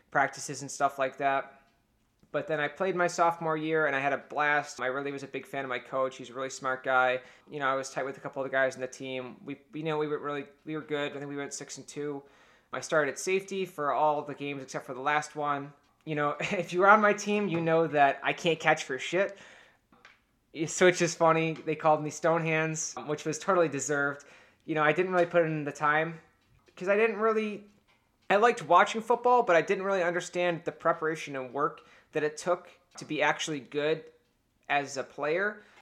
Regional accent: Cleveland, Ohio, United States; born there; now in Buffalo, United States; because I was born in Cleveland

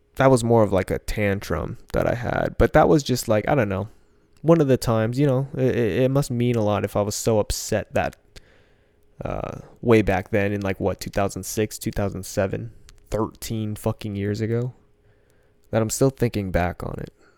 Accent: United States; also born or lived in Philippines (ancestry); she decided to come all the way on the other side of the planet, have me

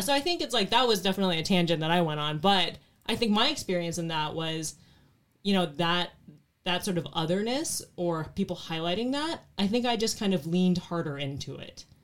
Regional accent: Phoenix, Arizona, United States; born or raised there

